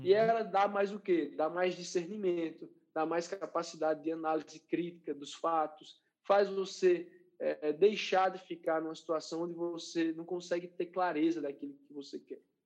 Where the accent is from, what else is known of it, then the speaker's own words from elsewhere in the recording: João Pessoa, Paraíba, Brazil; lá em João Pessoa, na minha terra natal